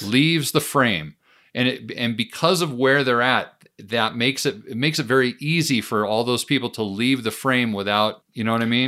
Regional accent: United States; me as an American

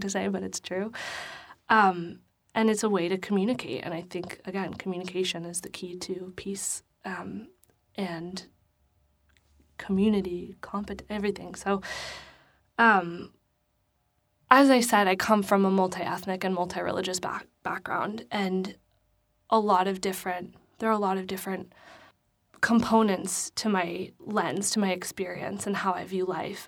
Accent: New York City, New York, United States; I'm from the Bronx

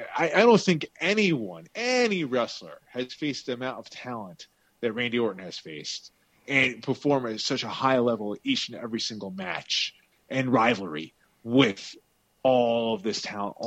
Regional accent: Long Island, New York, United States; My hometown on Long Island.

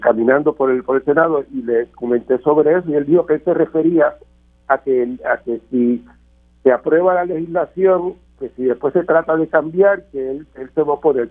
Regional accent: Puerto Rico; como puertorriqueño

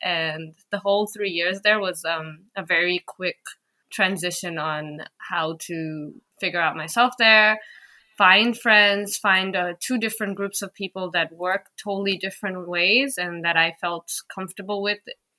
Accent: Dhaka, Dhaka Division, Bangladesh; moved away as an adult; also born or lived in Wollongong, Australia / Bangkok, Thailand; now in Berlin, Germany; I am from Bangladesh. I'm from the city of Dhaka there, the capital, and I'm currently living in Berlin, Germany, and I've been here since about a year and a half now.

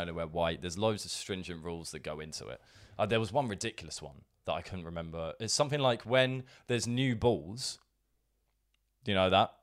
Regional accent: Brighton, South East England, United Kingdom; Brighton because it's my, it's my hometown

